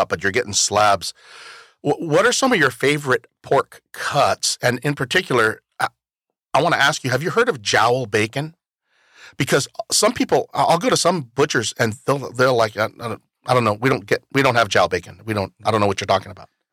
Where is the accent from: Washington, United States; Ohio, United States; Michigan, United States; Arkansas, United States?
Washington, United States; Toppenish; also born or lived in California; I'm from Toppenish.